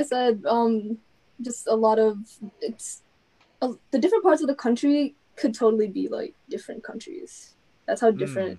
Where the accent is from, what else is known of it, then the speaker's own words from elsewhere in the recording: Yonkers, New York, United States; moved away; So the thing about Yonkers and then like New York City, it's debatable because we feel like we're part of the boroughs, but we're not considered technically